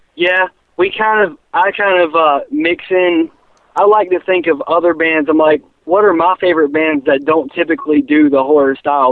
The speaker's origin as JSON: {"language": "English", "town": "Charlotte", "region": "North Carolina", "country": "United States", "said": "We're from the Charlotte area"}